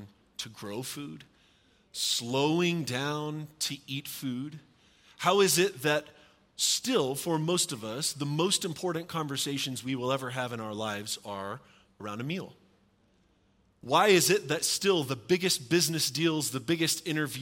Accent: the South, United States; I'm from the South where we have supper, not dinner

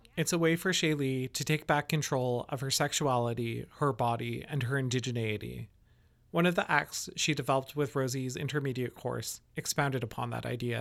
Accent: Yellowknife, Northwest Territories, Canada; now in West Coast, Canada; I was born in Yellowknife

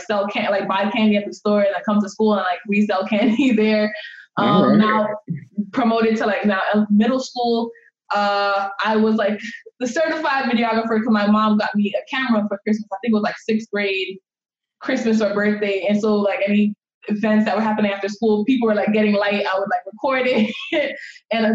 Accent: Jamaica; moved away; So I'm an immigrant. I was born and raised in Jamaica, and growing up in Jamaica

